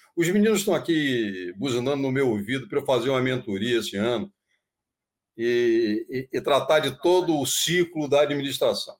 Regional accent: Bahia, Brazil; digo que sou baiano naturalizado paulista

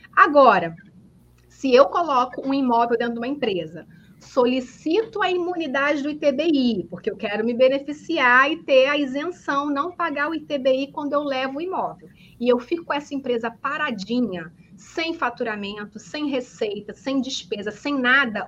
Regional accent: Espírito Santo, Brazil; moved away as an adult; now in Rio de Janeiro, Brazil; sou capixaba do Espírito Santo, mas moro no Rio de Janeiro há mais de 15 anos

